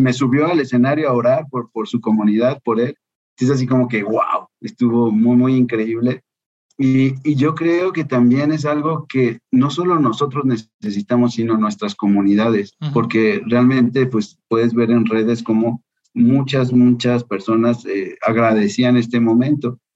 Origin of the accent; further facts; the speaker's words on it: Guadalajara, Jalisco, Mexico; moved away as an adult; also born or lived in France; now in Mexico City, Mexico; Soy entonces originario de Guadalajara eh, tengo 50 años